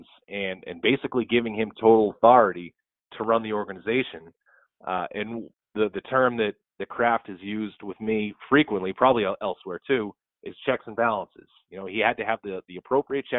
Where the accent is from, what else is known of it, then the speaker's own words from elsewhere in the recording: Lowell, Massachusetts, United States; I grew up in Lowell